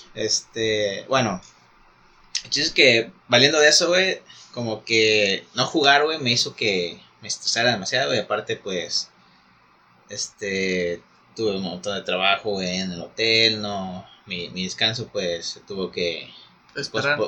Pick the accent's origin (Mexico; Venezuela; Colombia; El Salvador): Mexico